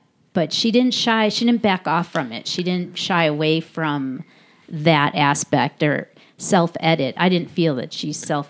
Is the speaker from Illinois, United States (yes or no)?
yes; Chicago, Illinois, United States; she's from Chicago. I'm from Chicago.